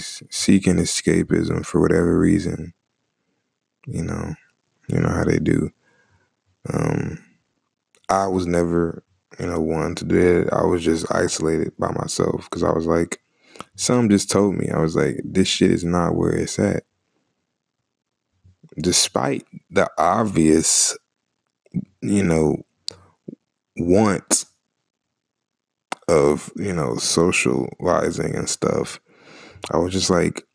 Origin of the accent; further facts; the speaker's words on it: Charlotte, North Carolina, United States; I was born and raised in Charlotte, North Carolina. Lived there all my life.